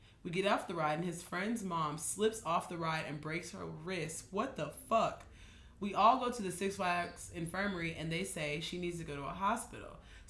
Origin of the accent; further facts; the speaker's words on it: Maryland, United States; We're from Maryland.